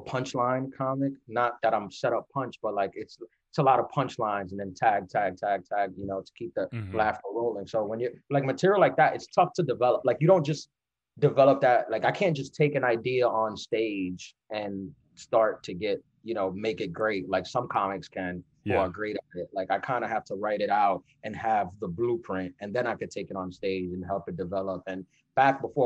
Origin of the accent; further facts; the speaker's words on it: New York City, New York, United States; I'm from New York. So this is where I started my stand-up